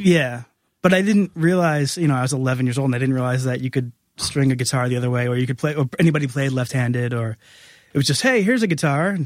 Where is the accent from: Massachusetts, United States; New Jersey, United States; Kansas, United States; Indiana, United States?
Massachusetts, United States; New Bedford; also born or lived in Providence, Rhode Island; I'm from New Bedford, Massachusetts